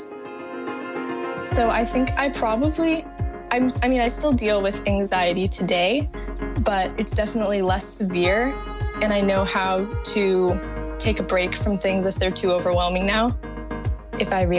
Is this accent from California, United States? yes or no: yes; San Carlos, California, United States; I'm 18 and I'm from San Carlos, California